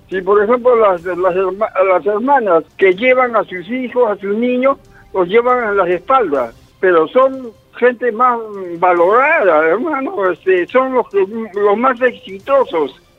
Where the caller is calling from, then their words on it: El Agustino, Lima, Peru; Aló, hermano, yo soy yo … del Agustino, hermano.